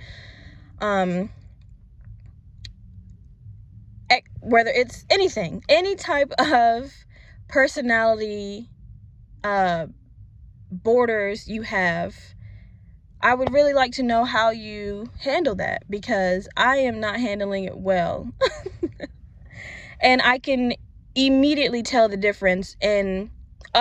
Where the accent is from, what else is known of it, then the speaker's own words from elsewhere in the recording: Virginia, United States; moved away as an adult; now in Florida, United States; I'm originally from Virginia, and I recently moved to Florida for job purposes.